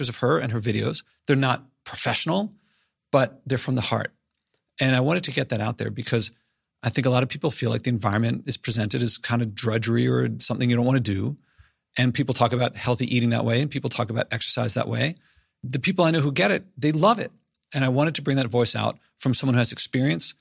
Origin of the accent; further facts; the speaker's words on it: Philadelphia, Pennsylvania, United States; I'm from Philadelphia